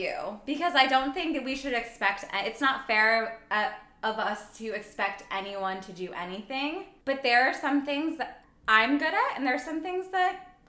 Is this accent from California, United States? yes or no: no; New York, United States; For me, as a New Yorker, it is welcome.